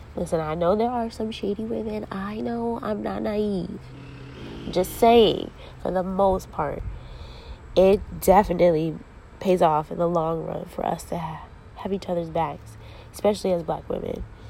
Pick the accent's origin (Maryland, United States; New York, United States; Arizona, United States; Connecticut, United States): Connecticut, United States; Ansonia; also born or lived in New Haven, Connecticut; I grew up in Ansonia, a real small town in Connecticut